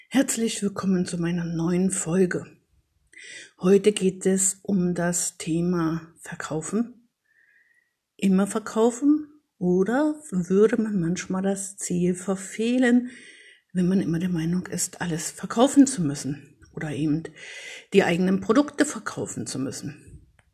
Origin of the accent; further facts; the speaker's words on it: Paderborn, North Rhine-Westphalia, Germany; in meiner Heimatstadt, also in Paderborn, wo ich jetzt lebe